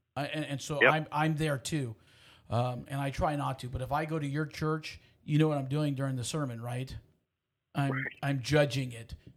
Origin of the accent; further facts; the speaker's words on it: Houston, Texas, United States; I grew up in Houston.